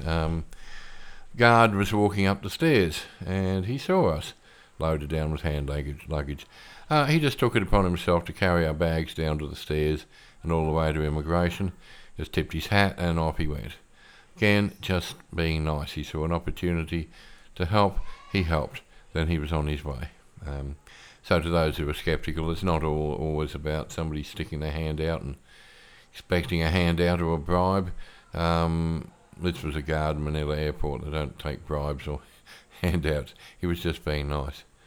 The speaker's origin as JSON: {"language": "English", "country": "Australia", "moved": "as an adult", "lives_now": "Philippines", "said": "I'm an Aussie and I spent forty-five years of my life there"}